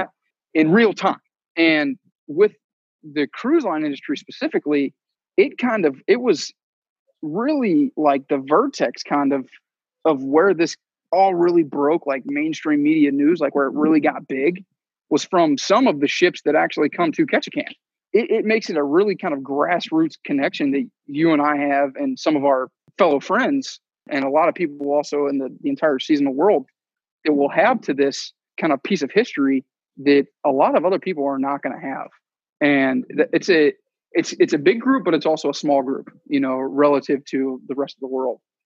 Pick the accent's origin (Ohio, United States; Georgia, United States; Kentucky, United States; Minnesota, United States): Kentucky, United States; just south of Cincinnati; moved away as an adult; I grew up in Kentucky, um, just south of Cincinnati